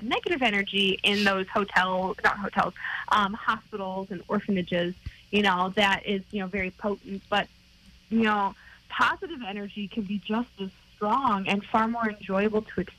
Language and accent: English; Buffalo, New York, United States; my hometown here in Buffalo